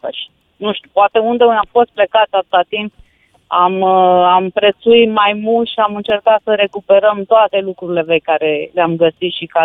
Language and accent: Romanian; Alba Iulia, Alba County, Romania; also born or lived in Milan, Italy; sunt din Alba Iulia